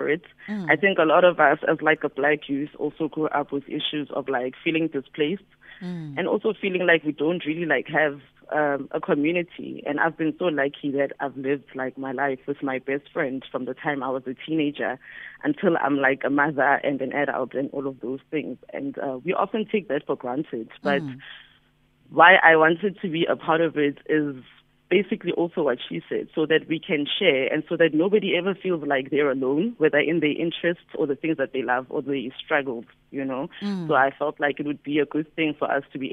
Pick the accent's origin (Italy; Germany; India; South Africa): South Africa; Johannesburg, Gauteng; I grew up in Soweto